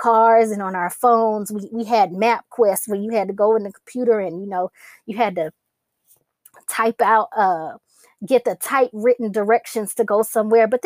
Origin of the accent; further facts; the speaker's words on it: Atlanta, Georgia, United States; I'm from Atlanta. I've lived in this city my entire life. I'm a true Georgia peach